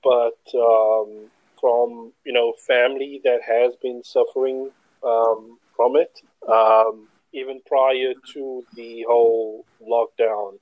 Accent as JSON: {"language": "English", "town": "Cape Town", "region": "Western Cape", "country": "South Africa", "said": "Cape Town, South Africa"}